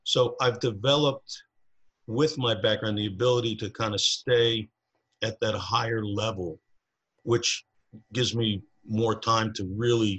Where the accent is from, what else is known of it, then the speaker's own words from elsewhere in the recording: New Jersey, United States; now in Truckee, United States; originally I'm from New Jersey